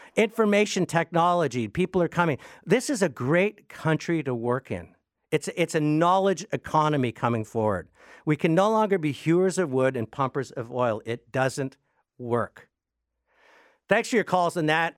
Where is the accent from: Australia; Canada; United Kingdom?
Canada